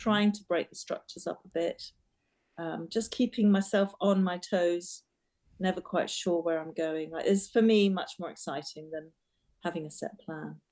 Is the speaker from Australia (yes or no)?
no; Trinidad & Tobago; also born or lived in England; now in United Kingdom; I was born in Trinidad and I spent my formative years in a very colourful, vibrant um, culture. And I then came back to England